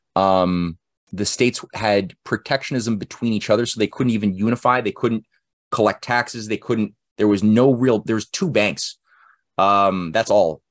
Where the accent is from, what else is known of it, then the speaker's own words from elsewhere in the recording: Canada; I'm a Canadian. So we don't learn any, we don't learn about any of this stuff in Canadian history